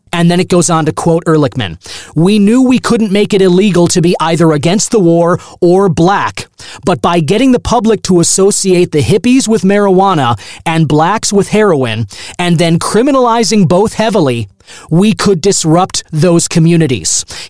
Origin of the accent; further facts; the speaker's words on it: United States; we, as the American people